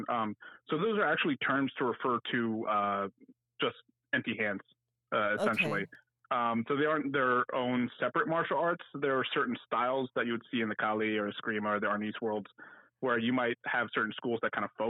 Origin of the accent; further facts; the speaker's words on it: Washington, District of Columbia, United States; moved away as an adult; now in Atlanta, United States; back in my hometown in Washington D.C.